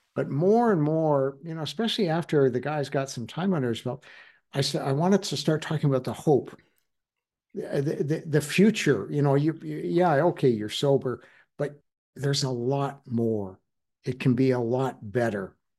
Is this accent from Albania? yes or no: no; Alberta, Canada; I'm from Alberta.